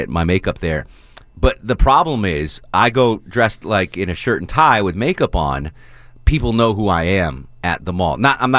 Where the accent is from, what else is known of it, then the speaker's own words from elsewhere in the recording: Connecticut, United States; So I grew up in Connecticut, and one of the big things socially when you were a kid was to go to the mall.